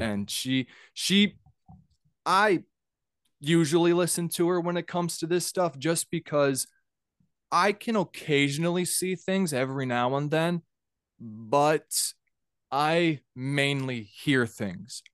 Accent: Minnesota, United States; also born or lived in Georgia; I'm from Minnesota

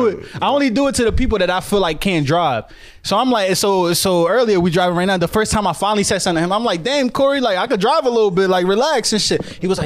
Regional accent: New Jersey, United States; I'm from North Jersey, bro. It's a different world.

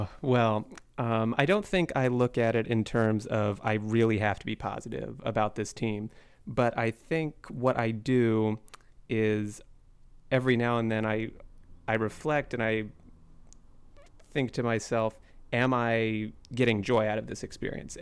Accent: Shoreline, Washington, United States; also born or lived in Seattle; I was born in Seattle and raised in Shoreline

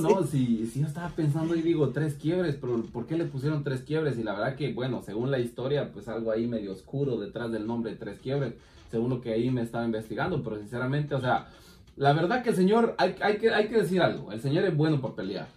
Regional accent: Guatemala; como decimos en mi país, taparle el ojo al macho

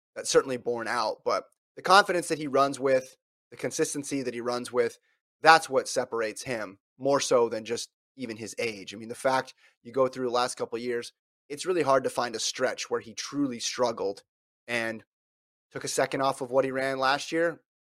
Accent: Woodland, California, United States; I was born in Woodland

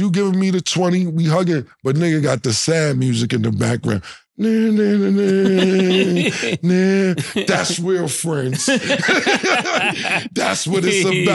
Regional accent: New York City, New York, United States; I'm from Harlem Uptown

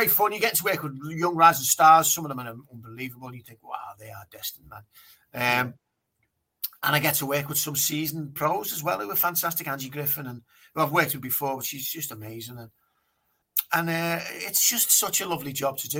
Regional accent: Liverpool, North West England, United Kingdom; I'm born and bred in St Domingo Vale, so I'm right by the ground

